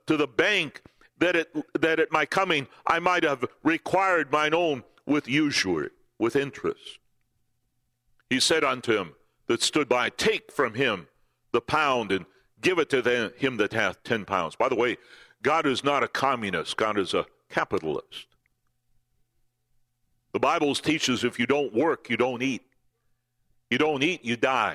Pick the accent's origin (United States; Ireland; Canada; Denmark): United States; southern Minnesota; moved away; I'm from the South. I was born in southern Minnesota